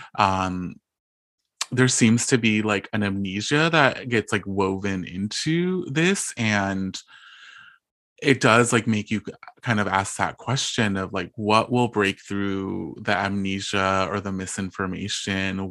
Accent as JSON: {"language": "English", "town": "Bloomington", "region": "California", "country": "United States", "tie": "born or raised there", "also_born_or_lived": "East Los Angeles", "said": "I come from a really small town called Bloomington in Southern California. So I was born in East L A, and then my parents and my family and I, we all moved to a small town"}